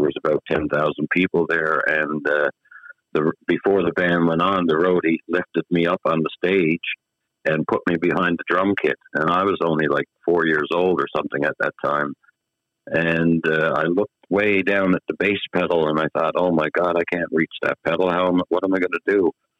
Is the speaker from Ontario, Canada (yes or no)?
yes; Toronto, Ontario, Canada; born there; Well, I was born in Toronto. My mom and dad is from Newfoundland, Bay Roberts, Newfoundland.